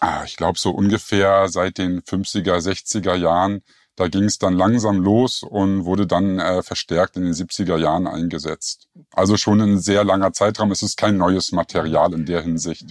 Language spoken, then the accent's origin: German; Berlin, Germany; moved away as an adult; now in Lake Constance, Germany; ursprünglich komme ich aus Berlin